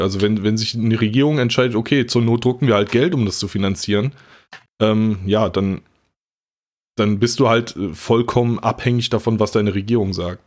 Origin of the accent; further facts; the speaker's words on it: North Rhine-Westphalia, Germany; ich komme ja aus NRW